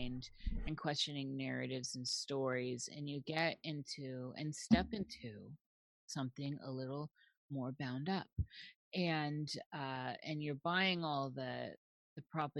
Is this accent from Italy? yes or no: no; Midwest, United States; now in Pacific Northwest, United States; I was born in the Midwest